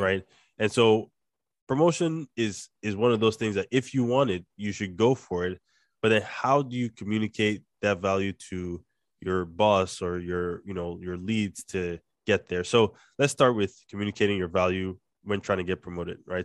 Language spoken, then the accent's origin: English; Nigeria; accent: Nigerian; my, my Nigerian accent